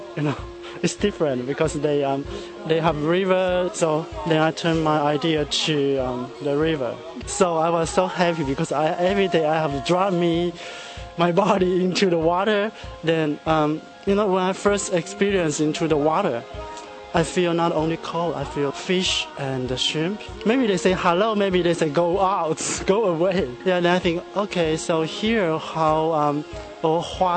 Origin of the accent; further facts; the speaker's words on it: central Taiwan, Taiwan; I'm from Taiwan. I mean, I'm the middle of Taiwan.